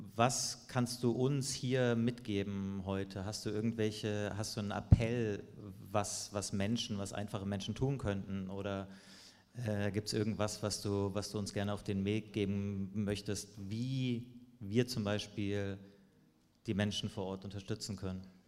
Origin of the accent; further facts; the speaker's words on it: Germany; Wir als Deutschland, als Deutsche